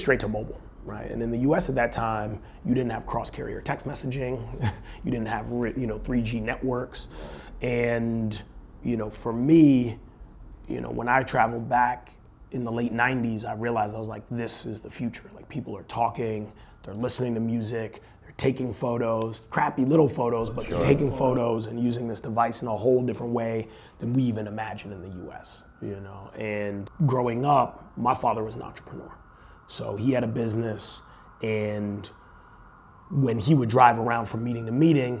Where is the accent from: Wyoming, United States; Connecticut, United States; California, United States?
Connecticut, United States; Bridgeport; also born or lived in Botswana; I grew up in Bridgeport, Connecticut